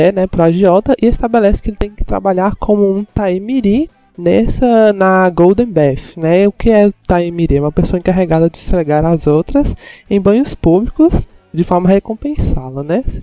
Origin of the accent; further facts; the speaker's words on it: Montes Claros, Minas Gerais, Brazil; sou de Montes Claros